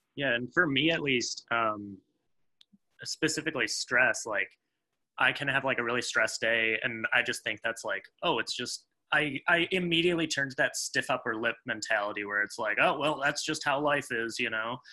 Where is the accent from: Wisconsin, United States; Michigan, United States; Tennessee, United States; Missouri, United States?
Michigan, United States; I'm from Michigan